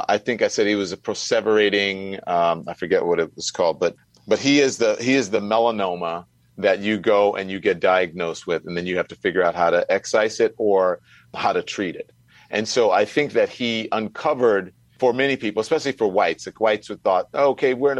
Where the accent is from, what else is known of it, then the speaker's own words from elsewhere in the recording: Louisiana, United States; I grew up in Louisiana.